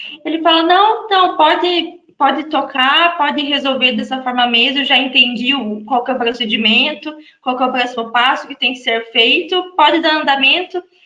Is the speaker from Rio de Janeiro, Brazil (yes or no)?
no; Santa Catarina, Brazil; moved away as an adult; Eu sou de Santa Catarina